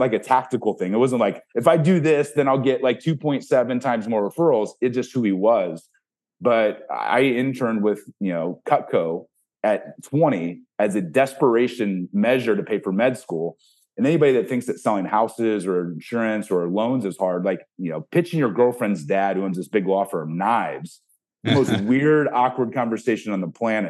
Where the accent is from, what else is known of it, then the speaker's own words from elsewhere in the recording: Ohio, United States; I grew up in Ohio.